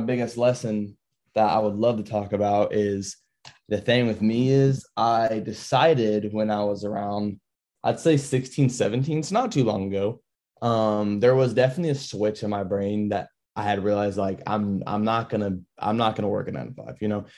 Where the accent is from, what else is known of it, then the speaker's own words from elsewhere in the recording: Florida, United States; I was born over in Florida